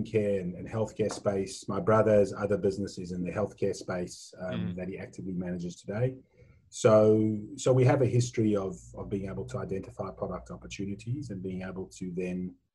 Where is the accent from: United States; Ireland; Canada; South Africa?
South Africa; now in Australia; So the accent might give it away, but I was born in South Africa. I've been in Australia now. This is my 24th year.